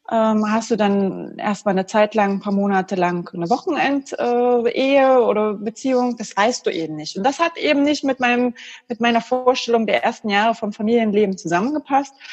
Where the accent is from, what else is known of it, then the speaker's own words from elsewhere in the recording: East Germany, Germany; Ich bin auch ein Kind des Ostens, für mich war das normal, das war überhaupt gar keine Diskussion.